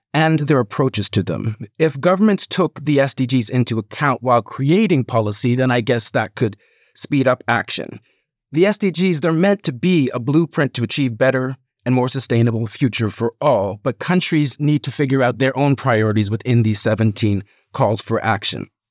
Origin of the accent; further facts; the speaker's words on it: Canada; now in United Kingdom; I'm originally from Canada. Now, I'm probably never going to ever move back there